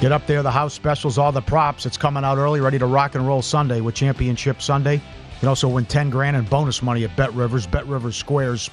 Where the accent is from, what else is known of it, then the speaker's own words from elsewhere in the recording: Minnesota, United States; growing up in Minnesota